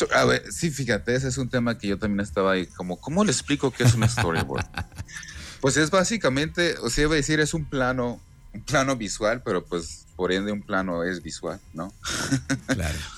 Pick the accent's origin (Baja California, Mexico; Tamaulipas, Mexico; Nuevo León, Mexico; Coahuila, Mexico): Baja California, Mexico; Ensenada; soy de Ensenada, soy de Ensenada, Baja California.